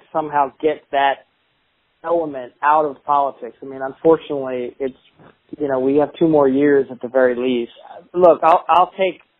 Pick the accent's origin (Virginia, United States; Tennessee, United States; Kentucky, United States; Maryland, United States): Maryland, United States; Columbia; also born or lived in New Jersey; now in Portland, United States; I was born in New Jersey, and I was raised mostly in Maryland, in Columbia, Maryland, which is a considered a suburb of Baltimore